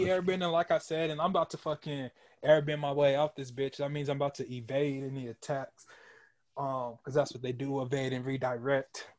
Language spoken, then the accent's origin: English; Emporia, Kansas, United States; moved away; It's a little town in Kansas called Emporia